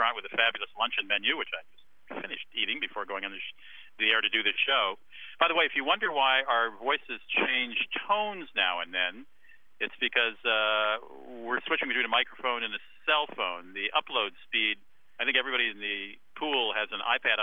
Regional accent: Minnesota, United States; my home state of Minnesota

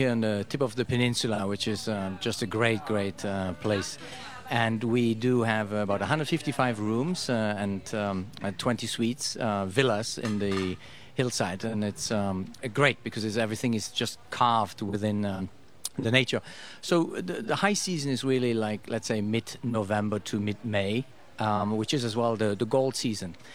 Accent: Luxembourg; now in Costa Rica; Yeah, I'm from Luxembourg.

